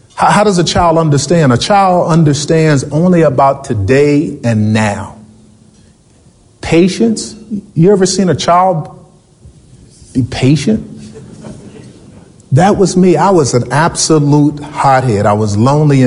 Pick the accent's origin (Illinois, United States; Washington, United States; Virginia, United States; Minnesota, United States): Virginia, United States; Richmond; I was born in Richmond, Virginia